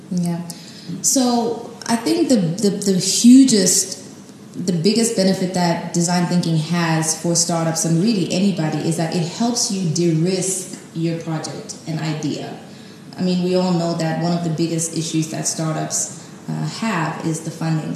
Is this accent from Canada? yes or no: no; Tanzania; moved away as an adult; also born or lived in Cape Town, South Africa; now in South Africa; I'm from Tanzania. I came to South Africa a few years ago, um, four years ago, to start my master's in property studies at UCT